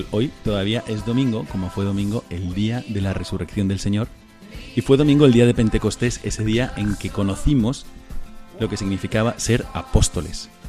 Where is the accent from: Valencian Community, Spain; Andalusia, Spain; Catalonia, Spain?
Andalusia, Spain; Córdoba; yo soy de aquí, de Córdoba.